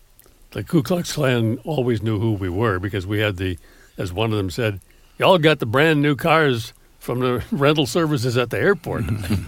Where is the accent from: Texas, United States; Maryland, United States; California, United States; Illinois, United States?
Illinois, United States; Chicago; I'm from Chicago. I had never been further south than St. Louis.